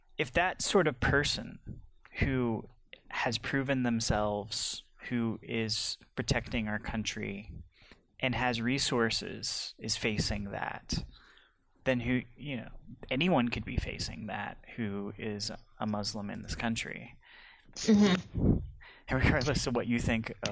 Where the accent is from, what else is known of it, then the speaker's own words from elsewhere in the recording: United States; I as an American